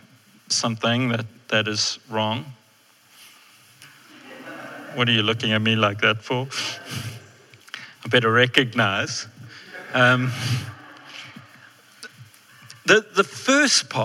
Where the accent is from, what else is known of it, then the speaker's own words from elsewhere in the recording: South Africa; I'm a white male, which means I'm very privileged in South Africa.